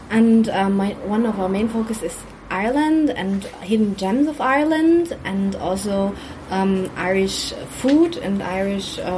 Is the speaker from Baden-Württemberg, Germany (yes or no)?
yes; Baden-Württemberg, Germany; English is a second language; we come from Germany, from the south part of Germany, Baden-Württemberg, and uh, we are normally around um, in Ireland around Whitsun